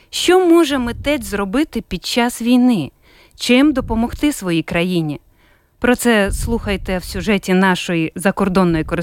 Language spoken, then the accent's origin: Ukrainian; Ukraine; Ми з України.